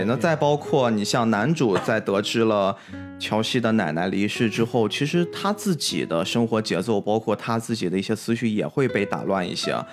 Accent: Qingdao, Shandong, China; 咱们都是属于海边长大的孩子嘛，嗯。青岛就靠海

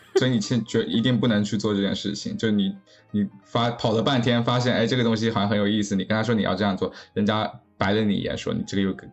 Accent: China; now in United States; 对于我一个是在美国工作的中国人

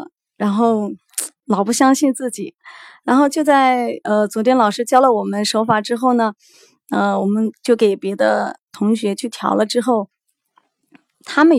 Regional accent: Anqing, Anhui, China; 我来自安徽安庆。

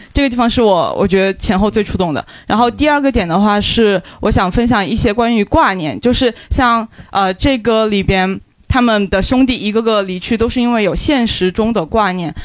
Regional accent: Guizhou, China; 因为我也是贵州人

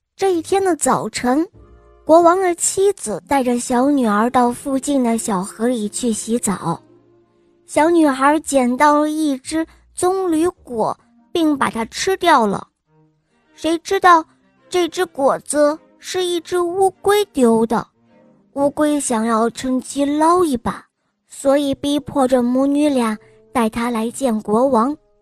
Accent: Shenyang, Liaoning, China; 我今年六岁，我来自沈阳

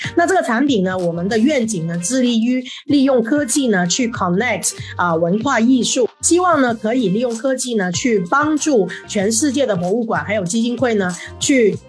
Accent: Hong Kong; moved away as an adult; now in Shanghai, China; 我是一个香港人，但是是二零零九年就来到了上海

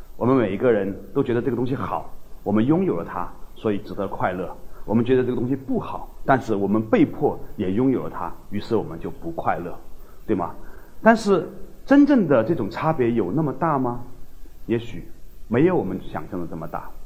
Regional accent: China; 我们中国人

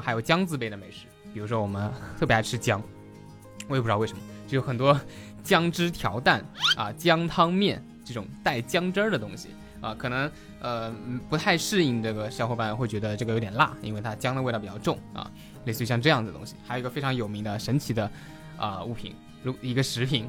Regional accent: Taizhou, Zhejiang, China; 作为土生土长的台州人

